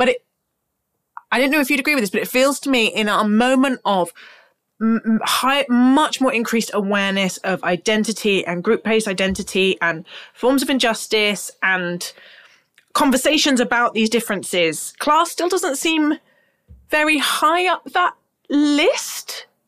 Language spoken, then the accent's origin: English; United Kingdom; because we're British people and it's in our DNA.